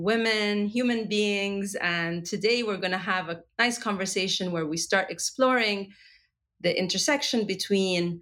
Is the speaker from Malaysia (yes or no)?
no; Egypt; I come from Egypt